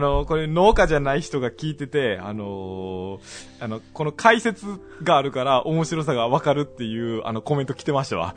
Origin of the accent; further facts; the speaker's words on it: Kansai, Japan; accent: Kansai dialect; 僕ら関西弁喋るから